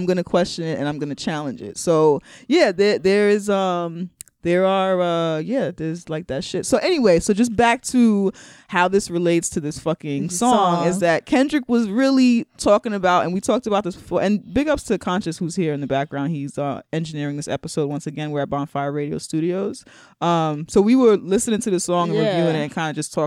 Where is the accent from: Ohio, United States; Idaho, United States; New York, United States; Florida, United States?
New York, United States; And I'm from New York